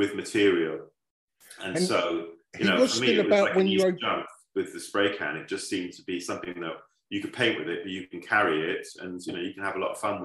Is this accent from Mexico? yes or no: no; Wales, United Kingdom; growing up in Wales